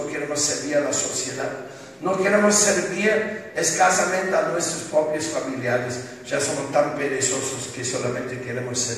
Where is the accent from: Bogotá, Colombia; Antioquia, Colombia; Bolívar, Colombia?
Bogotá, Colombia; Y soy de Bogotá.